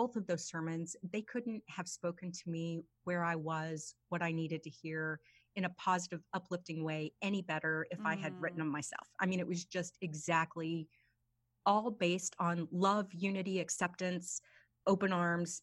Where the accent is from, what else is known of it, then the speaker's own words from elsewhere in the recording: Oklahoma, United States; the town I grew up in Oklahoma